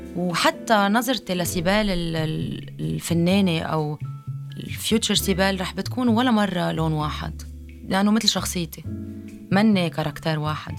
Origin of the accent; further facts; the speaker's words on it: Lebanon; أنا لبنانية